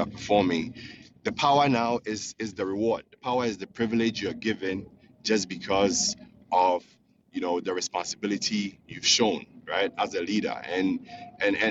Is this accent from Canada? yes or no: no; Ghana; now in Houston, United States; I'm calling from Houston, Texas. I'm originally from Ghana